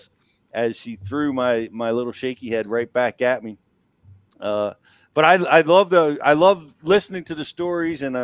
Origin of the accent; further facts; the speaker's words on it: Northeast, United States; I'm from the Northeast